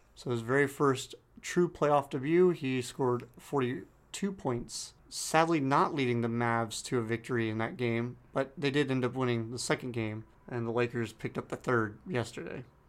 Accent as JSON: {"language": "English", "town": "San Diego", "region": "California", "country": "United States", "tie": "born or raised there", "moved": "yes", "lives_now": "Dallas, United States", "said": "my hometown team"}